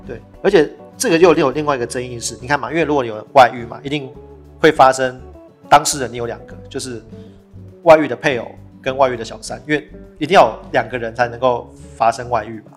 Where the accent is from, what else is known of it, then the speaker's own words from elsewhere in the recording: Taiwan; 我们台湾人